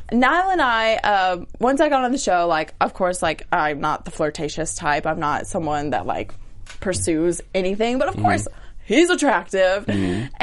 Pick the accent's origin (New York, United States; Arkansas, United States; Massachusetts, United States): Arkansas, United States; moved away as an adult; now in Los Angeles, United States; my hometown in the South